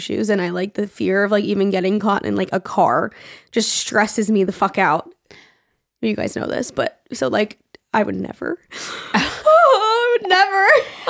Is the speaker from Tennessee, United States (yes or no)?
no; Texas, United States; I am from Texas. It's in a suburb south of Houston.